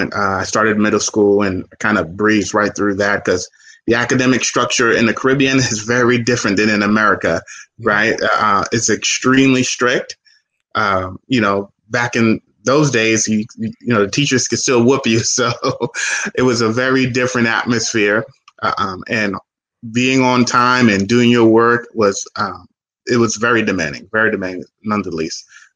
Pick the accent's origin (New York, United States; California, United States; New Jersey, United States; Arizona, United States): New Jersey, United States; Newark; born there; Well, I was born in Newark, New Jersey, by immigrant parents who immigrated to this country from Haiti.